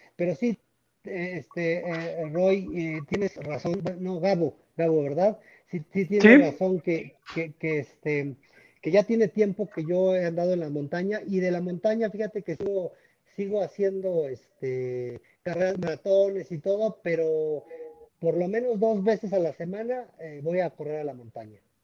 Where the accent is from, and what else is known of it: Mexico